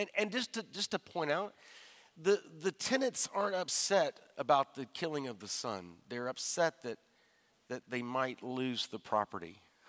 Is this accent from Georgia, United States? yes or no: yes; Georgia, United States; Now, I realize I'm from Georgia